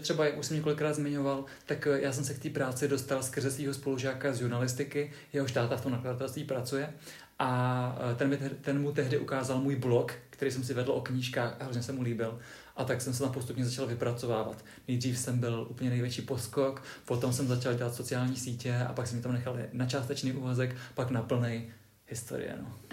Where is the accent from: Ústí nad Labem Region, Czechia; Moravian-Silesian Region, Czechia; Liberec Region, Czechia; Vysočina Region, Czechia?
Vysočina Region, Czechia; Třebíč; já pocházím z Třebíče